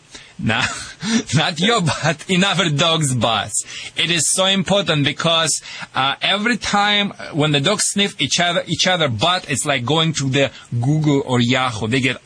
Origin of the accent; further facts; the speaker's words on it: Michigan, United States; accent: Michigan; Sorry for my Michigan accent, and thank you for translation, Hill.